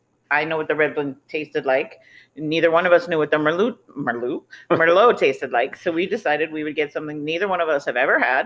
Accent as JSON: {"language": "English", "region": "Florida", "country": "United States", "tie": "born or raised there", "said": "I was born in Florida."}